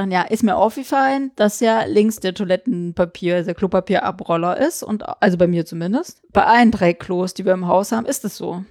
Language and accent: German; eastern Germany, Germany; also ich komme ja aus dem Osten, ne?